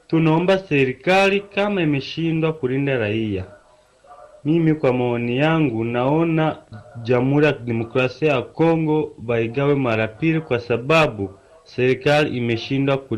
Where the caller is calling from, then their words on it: Kagongwa, Shinyanga, Tanzania; kijana mpole, natokea Kagongwa, mtaa wa Majengo, kama Shinyanga, Tanzania.